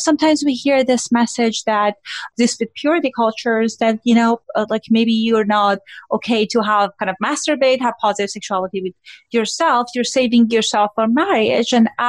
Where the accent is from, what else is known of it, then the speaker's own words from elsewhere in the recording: Iran; moved away; I grew up in Iran.